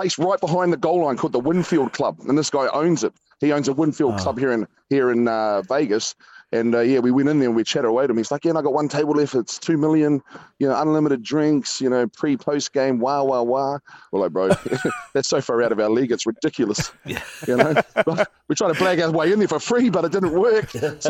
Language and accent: English; New Zealand; But we just roll up, tell him we're from New Zealand, blag it, and they'd open the door for us.